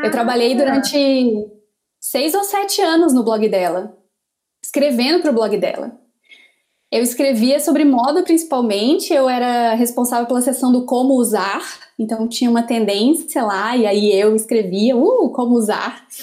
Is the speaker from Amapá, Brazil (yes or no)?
yes; Amapá, Brazil; born there; Eu nasci na Mapá, que agora está completando não sei quantos dias praticamente sem luz, né?